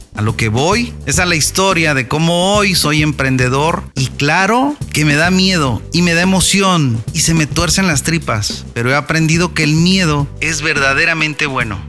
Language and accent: Spanish; Tepic, Nayarit, Mexico; also born or lived in Mazatlán, Sinaloa; desde mi tierra, Tepic Nayarit